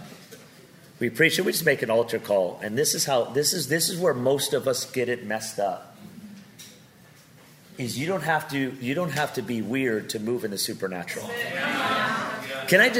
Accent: Pico Rivera, California, United States; also born or lived in Seattle; now in Las Vegas, United States; I'm some guy from Pico Rivera, California

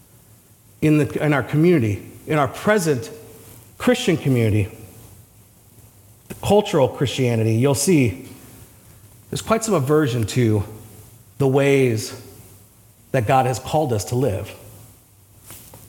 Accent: United States; as an American

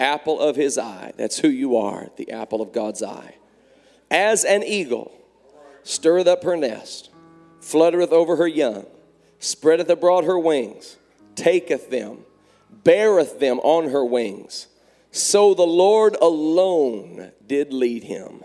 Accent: Indianapolis, Indiana, United States; I'm from Indianapolis

